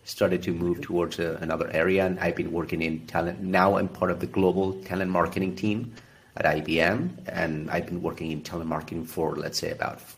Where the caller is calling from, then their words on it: Buenos Aires, Argentina; I'm in Buenos Aires, Argentina.